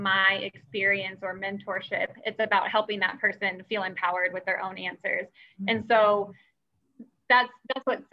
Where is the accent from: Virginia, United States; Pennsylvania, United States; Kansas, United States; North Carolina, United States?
Kansas, United States; Gardner; moved away as an adult; also born or lived in Minnesota; I grew up in Gardner and I have older siblings and younger siblings that are still around the area.